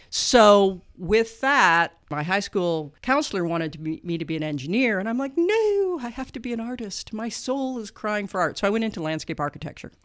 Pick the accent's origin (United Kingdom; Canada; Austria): Canada; moved away as an adult; now in Muncie, Indiana, United States; I am Canadian